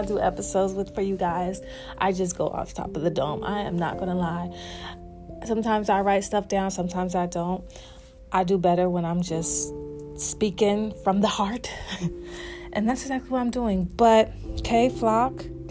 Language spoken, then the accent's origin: English; the South, United States; accent: Southern; my little South accent